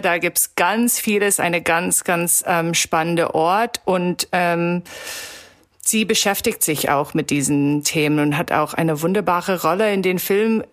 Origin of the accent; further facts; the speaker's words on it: Toronto, Ontario, Canada; German is a second language; in Toronto, wo ich herkomme